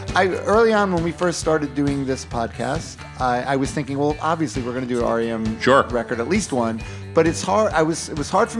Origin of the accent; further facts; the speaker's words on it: New York, United States; I'm from New York.